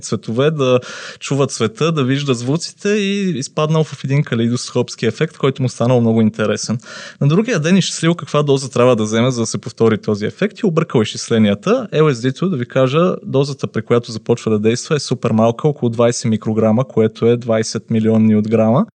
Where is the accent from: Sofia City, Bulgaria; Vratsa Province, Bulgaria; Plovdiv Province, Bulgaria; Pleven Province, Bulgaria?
Pleven Province, Bulgaria; Pleven; моя роден град Плевен